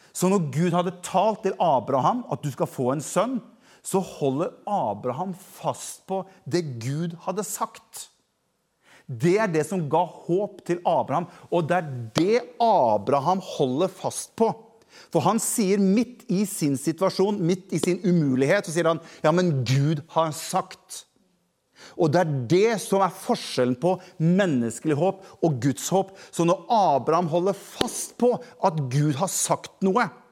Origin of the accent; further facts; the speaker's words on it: Norway; jeg er jo nordmann